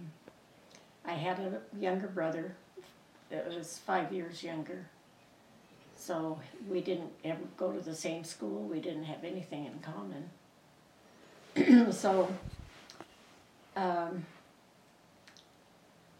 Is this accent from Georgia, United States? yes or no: no; Southern California, United States; also born or lived in Colorado Springs, Colorado; we moved to California, and that's where I went through my teenage